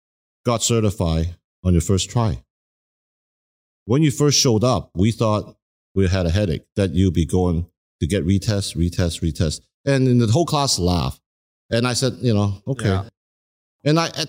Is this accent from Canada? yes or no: yes; Canada; Keep in mind, I grew up in Canada, you know, I came here at an early age and I grew up